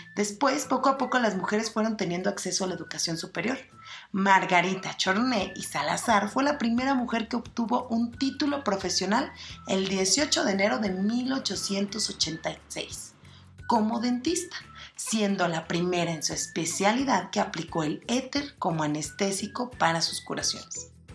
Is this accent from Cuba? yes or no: no; Mexico